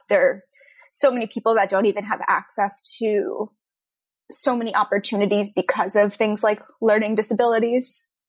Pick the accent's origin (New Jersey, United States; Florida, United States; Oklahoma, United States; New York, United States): New York, United States; also born or lived in Texas; I was born in New York City. And then I moved I lived in Texas for a little while randomly, and then I moved back to Westchester in New York and lived a bunch of different places there.